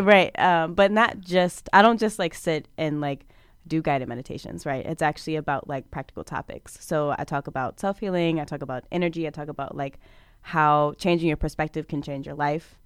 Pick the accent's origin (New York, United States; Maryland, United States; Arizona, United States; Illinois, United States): Maryland, United States; Prince George's County; I come from Prince George's County, Maryland